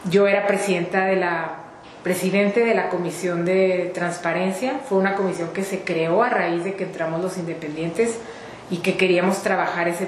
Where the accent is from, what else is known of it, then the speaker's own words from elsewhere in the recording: Chihuahua, Mexico; Mira, yo soy una mujer tihuahuense, nací aquí en Chihuahua hace 49 años, estoy casada felizmente, soy abogada de profesión